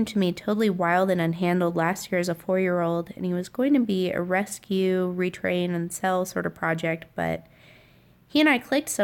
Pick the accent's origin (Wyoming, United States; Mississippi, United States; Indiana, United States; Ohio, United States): Wyoming, United States; Sheridan; I'm from Sheridan, Wyoming, right at the base of the Bighorn Mountains